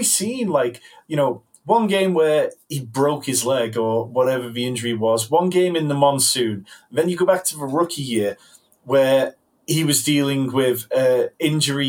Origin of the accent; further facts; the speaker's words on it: United Kingdom; I'm a Brit.